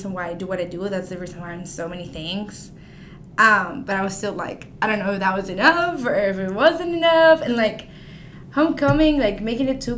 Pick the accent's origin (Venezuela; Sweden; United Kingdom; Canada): Venezuela; Maracaibo, Zulia; now in Arkansas, United States; I am a senior and I'm from Maracaibo, Venezuela.